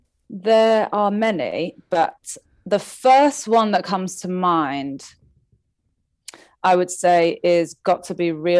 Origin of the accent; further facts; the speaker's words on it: England, United Kingdom; now in Canada; I was born here in Canada and then we moved to England when I was 5.